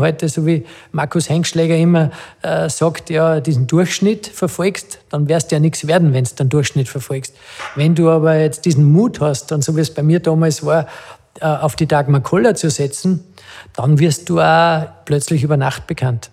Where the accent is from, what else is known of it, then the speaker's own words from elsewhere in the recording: Adnet, Salzburg, Austria; weil ich mit dem Peter äh, ja, aufgewachsen bin in dem Dorf Atnet